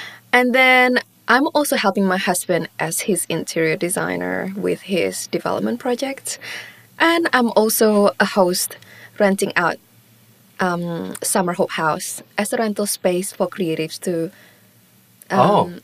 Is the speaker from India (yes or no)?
no; Singapore; first language Mandarin; English is a second language; now in Sydney, Australia; I grew up in Singapore, so it was my first language for 5 years